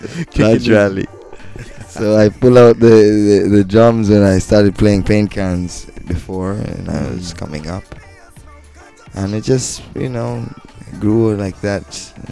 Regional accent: Mombasa, Mombasa County, Kenya; now in Nairobi, Kenya; I, you know, hail up in Nairobi right now, but I'm originally from Mombasa.

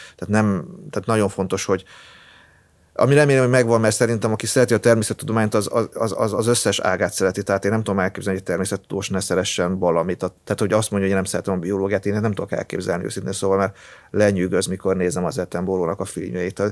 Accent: near Debrecen, Hajdú-Bihar, Hungary; moved away; én arról a környékről származom, tehát, ö, vagy viszonylag közel

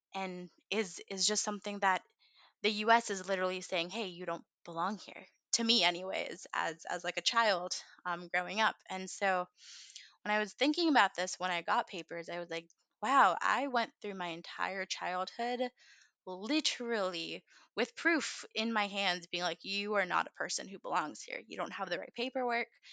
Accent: United States; also born or lived in India; I was raised very much as a quintessential American girl

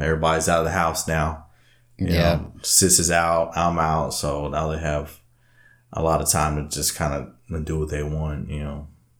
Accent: Alvin, Texas, United States; now in Austin, United States; I mean, I'll tell everybody, I'm from Alvin originally, but hey, Austin's home, man.

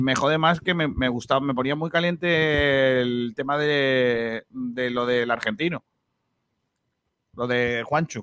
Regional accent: Rincón de la Victoria, Andalusia, Spain; en mi pueblo, en Rincón de la Victoria

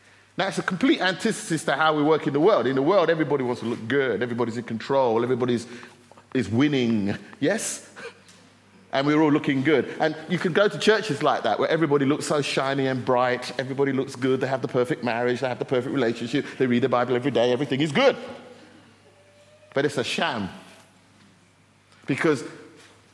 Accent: United Kingdom; We're British

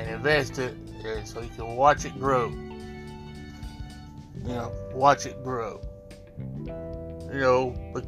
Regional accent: Alabama, United States; my home state of Alabama

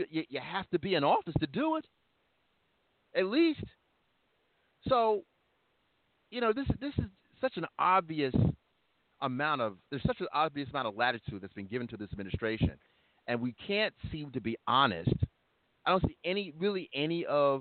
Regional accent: New York, United States; I'm thinking of being a New Yorker now.

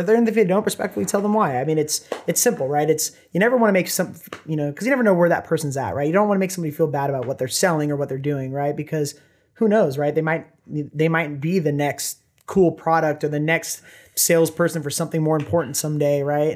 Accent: Orange County, Los Angeles area, California, United States; moved away as an adult; now in Bend, United States; I was born in Orange County, Los Angeles area

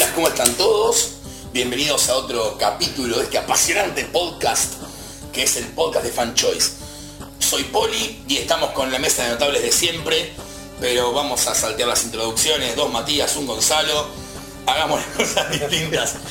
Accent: Buenos Aires, Argentina; yo soy de Villa Crespo

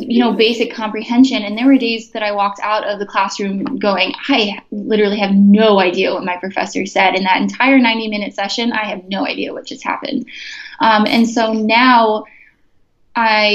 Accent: Chicago, Illinois, United States; moved away as an adult; also born or lived in Bloomington, Indiana; I'm from Chicago, so a lot of my applications are back in the city just because that's where my family is

